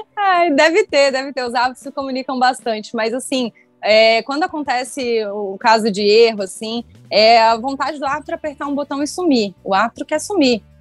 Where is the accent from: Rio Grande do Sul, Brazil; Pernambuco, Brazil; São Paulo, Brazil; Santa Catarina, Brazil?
Santa Catarina, Brazil; Criciúma; Eu sou de Criciúma, então frequentei muito o Heriberto Wilson.